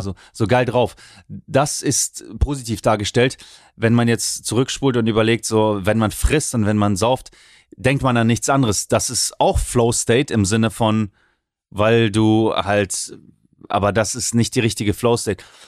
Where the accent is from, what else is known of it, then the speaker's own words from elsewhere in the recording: Oldenburg, Lower Saxony, Germany; Ich bin ja Oldenburger